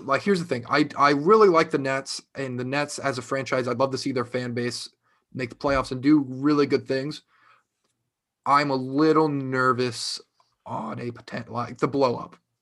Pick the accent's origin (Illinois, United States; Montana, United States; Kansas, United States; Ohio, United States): Ohio, United States; born or raised there